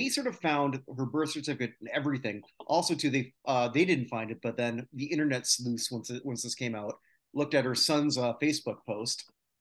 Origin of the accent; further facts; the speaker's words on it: Canada; as a Canadian